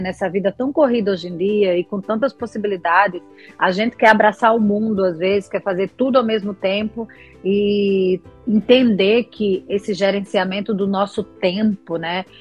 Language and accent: Portuguese; Alagoas, Brazil; moved away as an adult; now in Rio de Janeiro, Brazil; Sou alagoana, mas moro no Rio de Janeiro há 18 anos